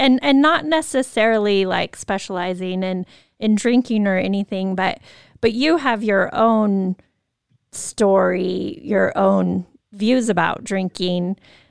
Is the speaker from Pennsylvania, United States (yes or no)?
no; Moscow, Idaho, United States; I can think about my experience growing up in Moscow, University of Idaho, big party school, party town, high school as well.